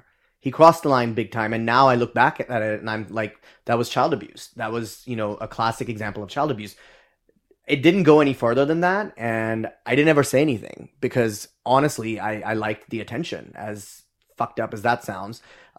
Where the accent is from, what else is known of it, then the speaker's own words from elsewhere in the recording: Dubai, United Arab Emirates; growing up in Dubai, actually, Nizar and I share that we both grew up in Dubai for a few years.